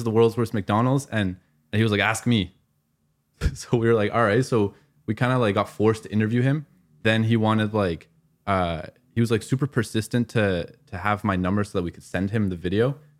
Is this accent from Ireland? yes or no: no; Afghanistan; I'm from Afghanistan